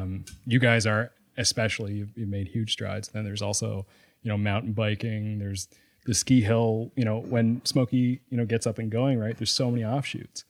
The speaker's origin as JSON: {"language": "English", "town": "Sydney Mines", "region": "Nova Scotia", "country": "Canada", "said": "I'm from Sydney Mines"}